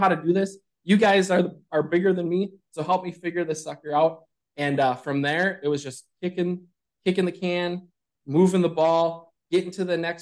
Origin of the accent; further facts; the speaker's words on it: northern Minnesota, United States; as a farm kid, rural Minnesota farm kid, northern Minnesota.